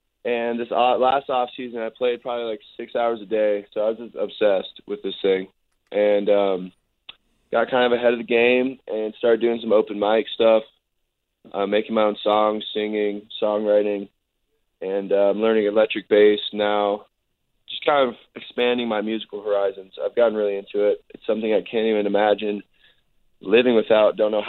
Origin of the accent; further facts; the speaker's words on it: Canada; also born or lived in Minnesota / California; I'm a Canadian, Minnesotan, Californian.